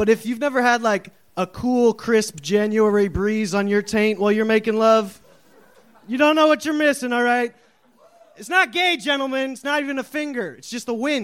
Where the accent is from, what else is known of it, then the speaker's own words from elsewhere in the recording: Arizona, United States; also born or lived in Seattle, Washington; now in Boston, United States; I was born in Arizona. I grew up in Arizona a lot and in Seattle